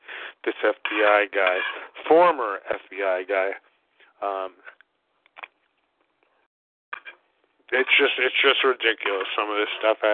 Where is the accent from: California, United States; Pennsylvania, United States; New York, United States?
New York, United States; New York City; moved away; living, growing up in Brooklyn, in New York City